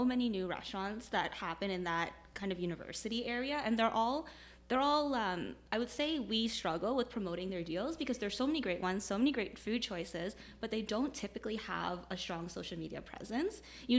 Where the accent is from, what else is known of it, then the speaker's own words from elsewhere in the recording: Toronto, Ontario, Canada; moved away as an adult; also born or lived in Kitchener-Waterloo; now in Kitchener, Canada; I grew up in Toronto, so I moved here when I started university.